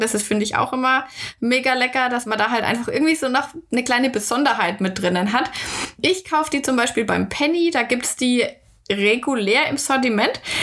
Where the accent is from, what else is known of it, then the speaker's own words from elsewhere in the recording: Germany; bei uns in Deutschland